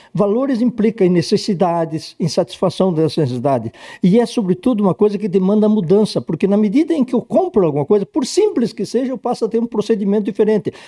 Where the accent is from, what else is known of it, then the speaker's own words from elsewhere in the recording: Ipê, Rio Grande do Sul, Brazil; moved away as an adult; also born or lived in Porto Alegre; now in São Paulo, Brazil; eu nasci num distritozinho de Vacaria, hoje um município chamado Vila Ipê